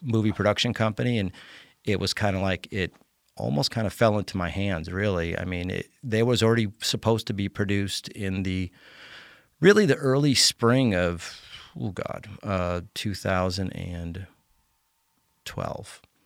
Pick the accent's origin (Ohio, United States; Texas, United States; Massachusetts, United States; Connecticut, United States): Connecticut, United States; moved away; also born or lived in Colorado; Uh, I was born and raised in Connecticut, um, but I moved out of Connecticut in, um, nineteen ninety-five to go to Colorado.